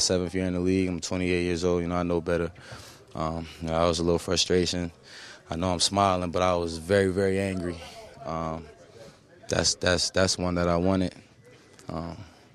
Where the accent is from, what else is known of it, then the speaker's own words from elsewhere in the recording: New Jersey, United States; I'm from Jersey